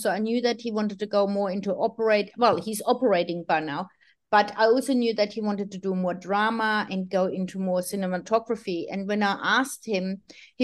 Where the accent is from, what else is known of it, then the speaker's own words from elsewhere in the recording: Sydney, New South Wales, Australia; I'm from Sydney. I'm live close to the eastern suburbs